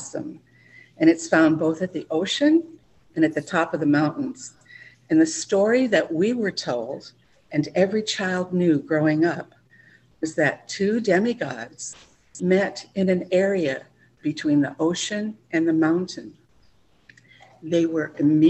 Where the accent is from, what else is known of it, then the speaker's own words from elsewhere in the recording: Hawaii, United States; we grew up in Hawaii with so much natural beauty surrounding us